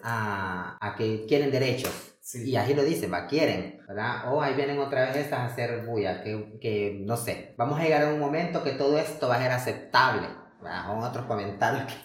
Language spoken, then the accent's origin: Spanish; Honduras; las mujeres trans en Honduras